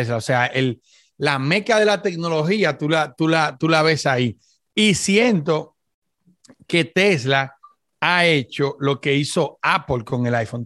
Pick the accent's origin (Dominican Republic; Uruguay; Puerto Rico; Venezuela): Dominican Republic; yo soy dominicano